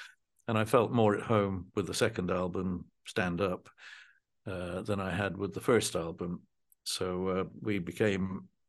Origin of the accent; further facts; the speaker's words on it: Dunfermline, Scotland, United Kingdom; born there; Well, I was born in Dunfermline in 1947, and the band began in January of 1968.